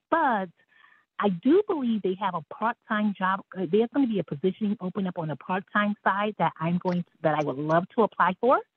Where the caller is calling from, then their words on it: New York City, New York, United States; Yeah, I'm calling from the Big Apple in New York City.